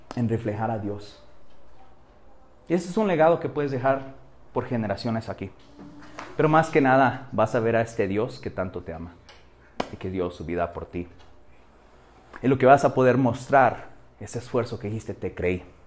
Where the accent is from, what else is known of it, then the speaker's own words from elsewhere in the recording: Mexico; En nuestro trasfondo cultural aquí en México